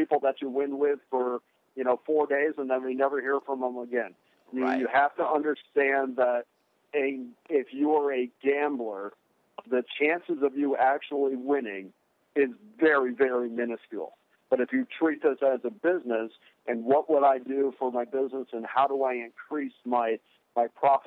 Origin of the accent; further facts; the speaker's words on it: Schenectady, New York, United States; moved away as an adult; I'm from Albany, and well, just outside of Albany, a little town called Schenectady